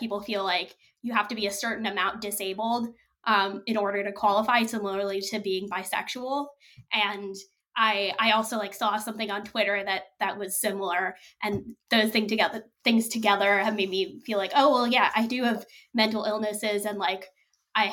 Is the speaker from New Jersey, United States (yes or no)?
no; New York City, New York, United States; I grew up in Brooklyn